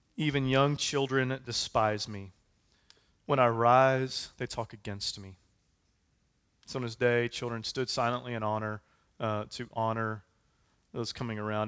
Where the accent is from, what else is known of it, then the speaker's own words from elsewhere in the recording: United States; We said, "We're American."